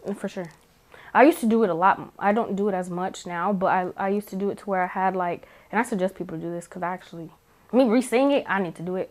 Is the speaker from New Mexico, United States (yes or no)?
yes; New Mexico, United States; moved away; I'm from New Mexico